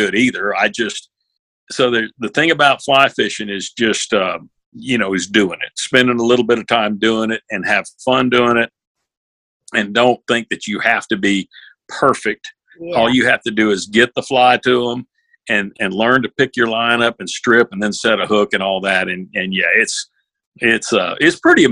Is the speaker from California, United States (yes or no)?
no; Florida, United States; I'm born and raised in Florida